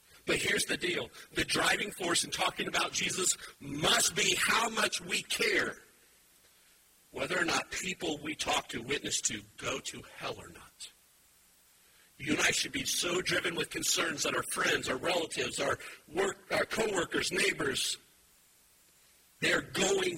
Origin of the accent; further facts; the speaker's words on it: United States; I like being American. I like this land.